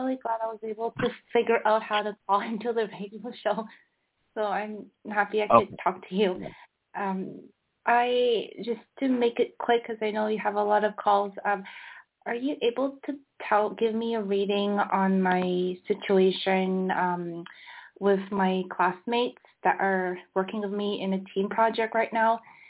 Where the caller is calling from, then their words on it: Barcelona, Catalonia, Spain; I'm calling from Barcelona.